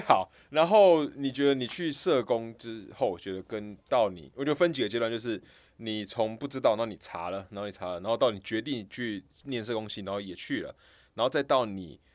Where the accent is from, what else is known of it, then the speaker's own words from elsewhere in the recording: Kaohsiung, Taiwan; moved away as an adult; now in Taipei, Taiwan; 我高雄人嘛， 我们是高雄人